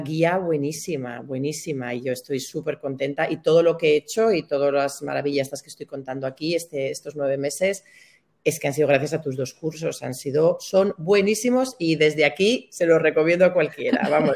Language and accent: Spanish; Burgos, Castile and León, Spain; moved away as an adult; also born or lived in Valencia; yo soy de Burgos, me fui a vivir a Valencia